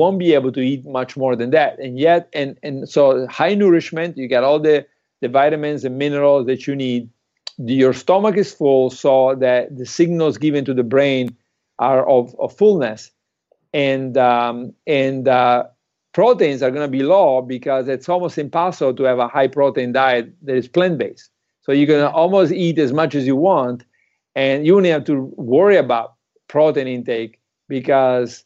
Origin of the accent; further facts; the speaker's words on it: Italy; moved away; I'm from Italy.